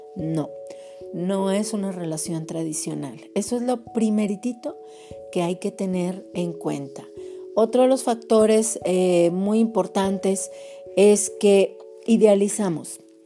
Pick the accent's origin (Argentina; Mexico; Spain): Mexico; somos de aquí de México